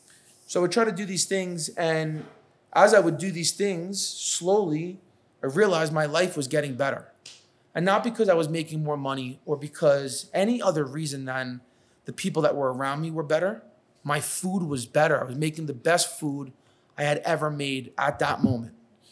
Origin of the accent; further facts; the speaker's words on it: New York, United States; accent: New York; now in Los Angeles, United States; I got to my first job in LA and I thought I was like, calm, cool, collective. I lost my New York accent. I slowed down.